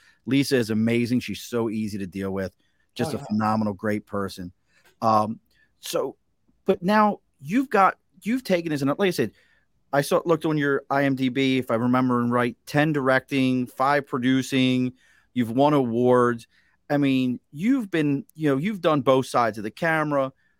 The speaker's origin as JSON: {"language": "English", "town": "Baltimore", "region": "Maryland", "country": "United States", "tie": "born or raised there", "said": "Like, I grew up in Baltimore."}